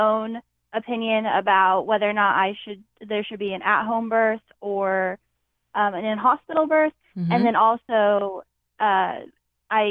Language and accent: English; Indiana, United States; I'm from Indiana